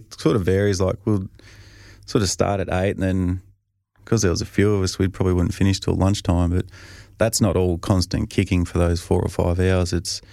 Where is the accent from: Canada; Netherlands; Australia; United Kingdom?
Australia; And you know, I think being Australian, you sort of can't really throw your buddies under the bus.